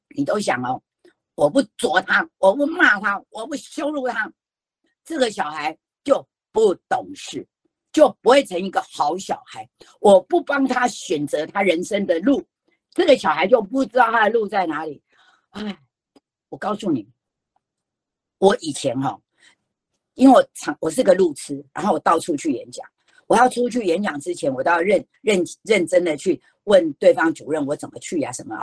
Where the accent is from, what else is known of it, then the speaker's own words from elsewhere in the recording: Taiwan; 我们台湾人太重视有意义了